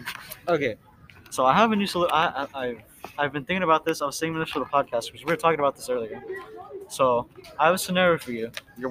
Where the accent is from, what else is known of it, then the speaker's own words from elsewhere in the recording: Long Beach, California, United States; I'm from Long Beach.